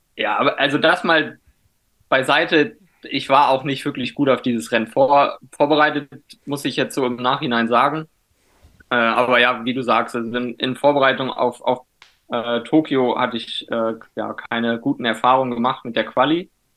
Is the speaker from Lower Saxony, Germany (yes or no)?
yes; Wingst, Lower Saxony, Germany; moved away; also born or lived in Spain; ursprünglich komme ich äh, aus dem Norden, ganz äh, in der Nähe von Cuxhaven, aus so einem kleinen Dorf namens Wingst. Äh, da bin ich aufgewachsen